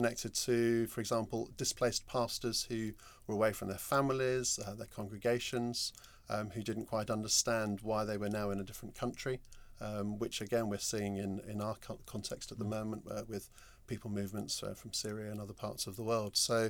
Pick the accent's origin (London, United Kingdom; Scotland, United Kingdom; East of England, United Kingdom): London, United Kingdom; I grew up in North London in the 70s and 80s.